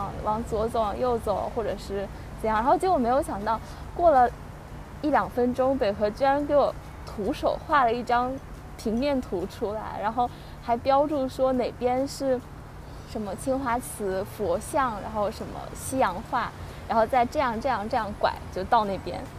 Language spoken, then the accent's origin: Chinese; Beijing, China; moved away as an adult; also born or lived in Taiwan; 我之前从小是在北京长大，然后上大学才到台湾。